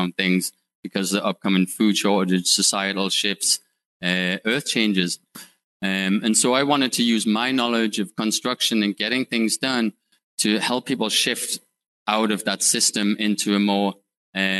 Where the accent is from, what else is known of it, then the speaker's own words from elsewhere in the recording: United Kingdom; moved away as an adult; also born or lived in Northeast United States; now in United States; I'm from the UK. If you can tell by my bad accent